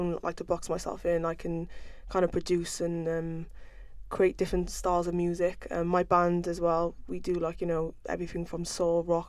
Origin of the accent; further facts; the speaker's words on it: Cardiff, Wales, United Kingdom; also born or lived in London; I was born and bred in Cardiff